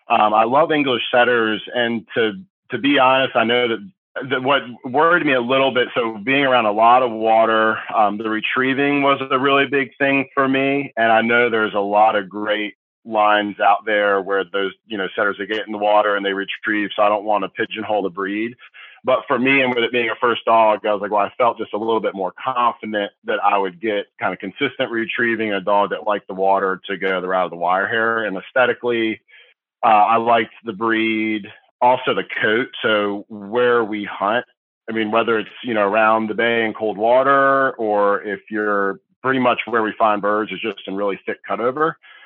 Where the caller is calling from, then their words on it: Tappahannock, Virginia, United States; Yeah, so I'm calling from Tappahannock, Virginia, which is like on the eastern seaboard of Virginia, for anyone not familiar with the state.